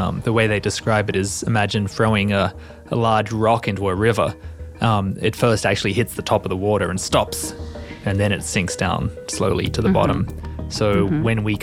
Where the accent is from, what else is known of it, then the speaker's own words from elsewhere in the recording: Australia; moved away; as an Australian